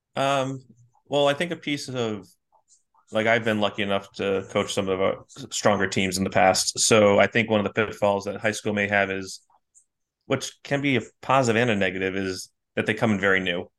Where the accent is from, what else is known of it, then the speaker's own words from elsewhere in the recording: North Kingstown, Rhode Island, United States; I'm from North Kingstown.